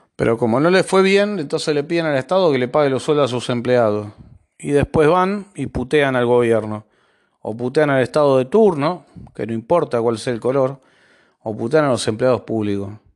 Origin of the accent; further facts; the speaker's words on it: Argentina; como argentino